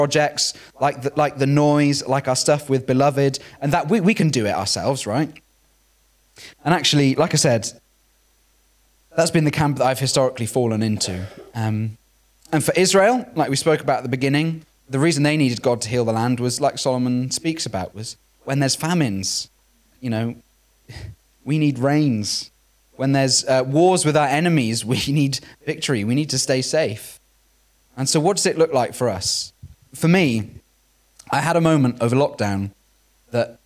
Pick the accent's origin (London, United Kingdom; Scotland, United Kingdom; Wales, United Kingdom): Wales, United Kingdom; growing up in Wales